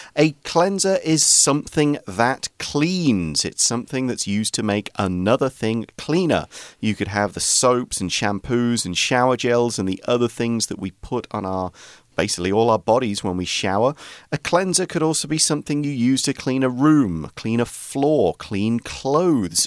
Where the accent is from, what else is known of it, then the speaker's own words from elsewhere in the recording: England, United Kingdom; now in Taiwan; when I was growing up in England